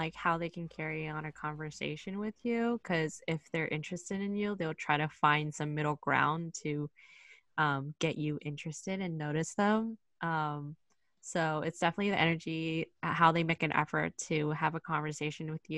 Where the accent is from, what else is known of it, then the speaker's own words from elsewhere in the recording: the Bay Area, California, United States; I'm from the Bay